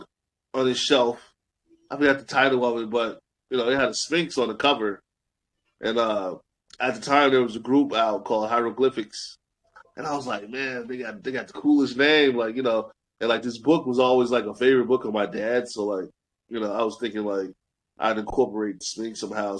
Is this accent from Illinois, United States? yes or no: yes; Chicago, Illinois, United States; I'm all the way from Chicago